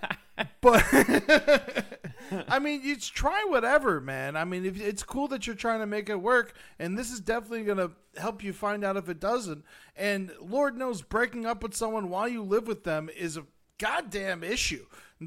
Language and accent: English; Buffalo, New York, United States; Top it off, I'm from Buffalo and a Bills fan, too.